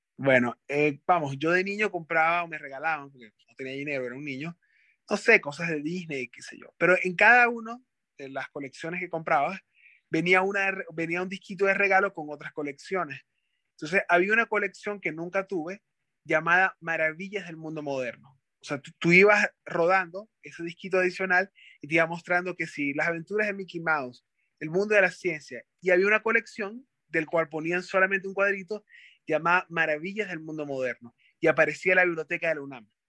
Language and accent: Spanish; Maracaibo, Zulia, Venezuela; moved away as an adult; now in Mexico; Maracaibo, donde soy